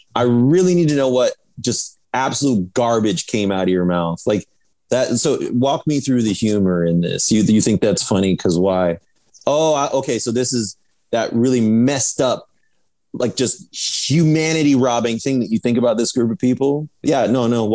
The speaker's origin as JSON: {"language": "English", "region": "Iowa", "country": "United States", "tie": "born or raised there", "said": "growing up in Iowa"}